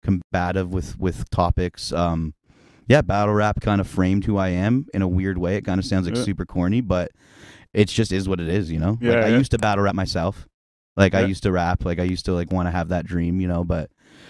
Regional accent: Muskoka, Ontario, Canada; now in Ottawa, Canada; growing up in Muskoka

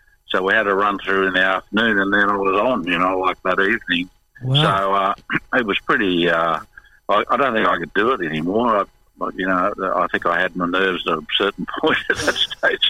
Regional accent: Victoria, Australia; moved away; also born or lived in Moree, New South Wales / Melbourne; we came from Victoria originally, so I went to school in Melbourne

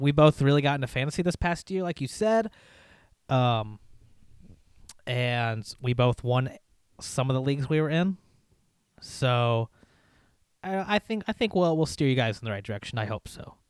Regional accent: Indiana, United States; We grew up in Indiana

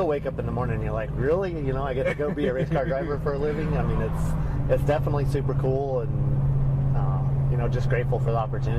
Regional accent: Aztec, New Mexico, United States; I grew up here in the San Juan Basin, went to school in Aztec

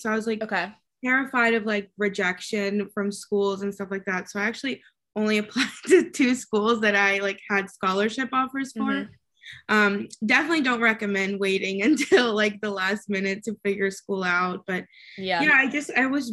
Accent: Kentucky, United States; accent: Southern; also born or lived in Mexico / Chicago; And then my mom got a job in Kentucky of all places. So I moved there. My dad stayed in Mexico. And I grew up in Kentucky, even had like a little bit of a Southern accent

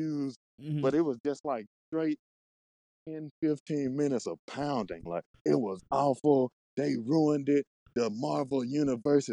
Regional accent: Mississippi, United States; I'm from Mississippi.

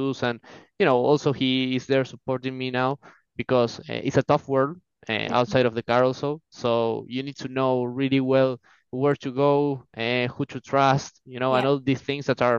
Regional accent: Argentina; from Argentina, 23 years old

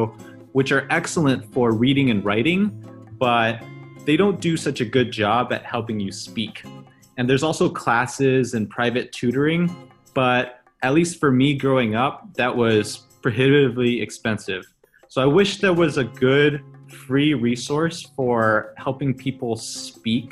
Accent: Southern California, United States; English is a second language; also born or lived in China; I was born in China. I'm Chinese, but I grew up in Southern California, where I actually had to learn English and Spanish at the same time

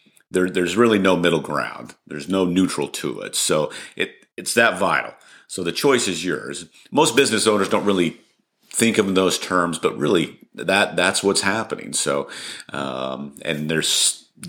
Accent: Colorado, United States; moved away as an adult; also born or lived in Dallas, Texas / New Mexico; now in Argyle, United States; I was actually born and raised in Colorado

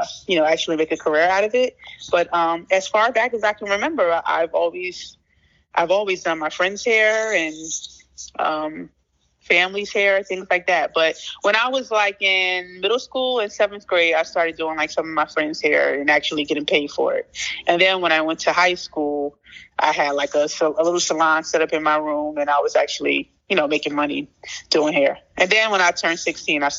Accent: Plainfield, New Jersey, United States; I was born and raised in Plainfield, New Jersey.

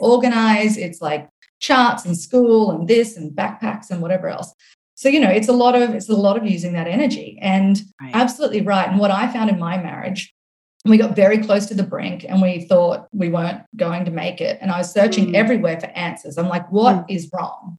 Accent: Australia; accent: Australian; now in United States; my accent is Australian, but I live here in the US

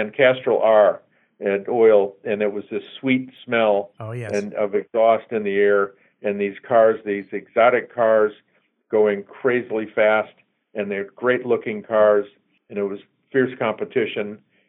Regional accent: Newport Beach, California, United States; growing up in Newport, you're part of car culture, especially in the 50s and 60s

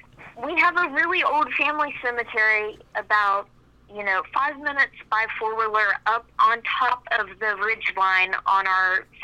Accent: West Virginia, United States; We're originally from West Virginia, and we live on a farm that has been in our family since, you know, territory was first discovered in West Virginia.

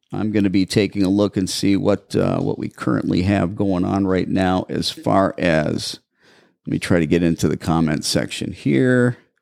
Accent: Brown Deer, Wisconsin, United States; now in Mesa, United States; I'm originally from Brown Deer.

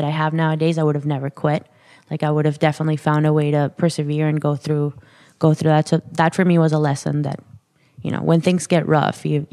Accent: Caracas, Capital District, Venezuela; I was born and raised in Caracas, Venezuela.

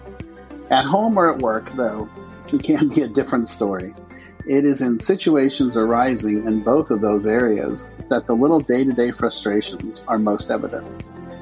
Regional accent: Palo Alto, California, United States; moved away as an adult; also born or lived in Los Angeles, California / Denver, Colorado; now in Jacksonville Beach, United States; I was born and raised in a little town in California that nobody ever heard of called Palo Alto

